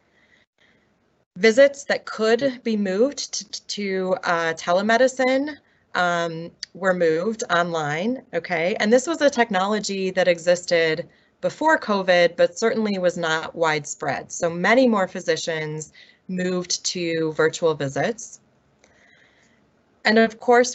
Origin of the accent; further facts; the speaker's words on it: Milwaukee, Wisconsin, United States; my hometown of Milwaukee, Wisconsin